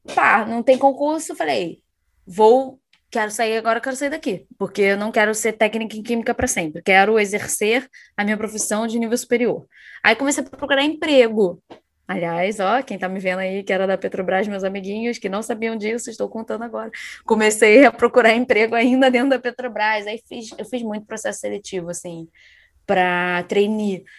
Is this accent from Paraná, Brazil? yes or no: no; São João de Meriti, Rio de Janeiro, Brazil; moved away as an adult; also born or lived in Niterói; eu me mudei de São João de Meriti para Niterói